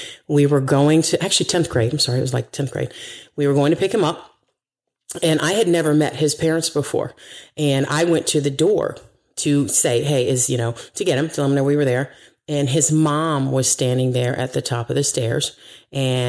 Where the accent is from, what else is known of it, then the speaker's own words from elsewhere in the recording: United States; I'm from here, America